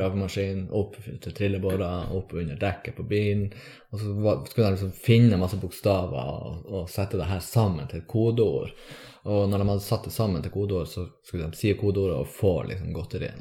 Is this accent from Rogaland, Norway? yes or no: no; Tromsø, Troms, Norway; also born or lived in Bergen; Jeg er fra Tromsø, ja. Tromsdalen.